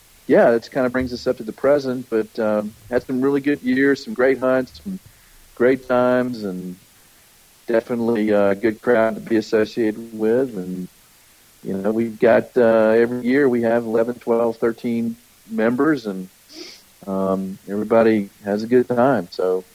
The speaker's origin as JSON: {"language": "English", "town": "Pascagoula", "region": "Mississippi", "country": "United States", "tie": "born or raised there", "also_born_or_lived": "Orlando, Florida / West Palm Beach, Florida", "moved": "as an adult", "said": "I grew up in Pascagoula"}